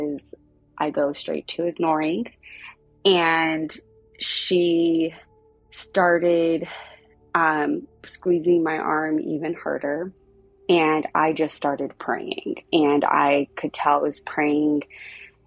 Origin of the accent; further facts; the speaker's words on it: Southern California, United States; also born or lived in South Pasadena, California; I am 33 years old. I am from Southern California.